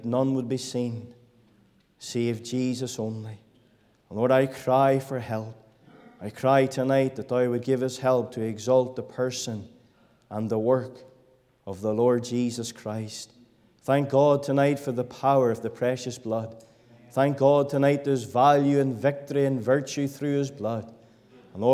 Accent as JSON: {"language": "English", "town": "Bellaghy", "region": "Northern Ireland", "country": "United Kingdom", "tie": "born or raised there", "said": "I was born and raised in Balake"}